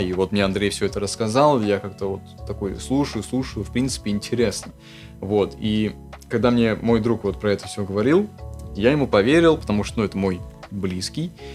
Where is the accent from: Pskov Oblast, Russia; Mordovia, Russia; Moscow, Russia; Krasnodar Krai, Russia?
Moscow, Russia; нахождение в родном городе, в Москве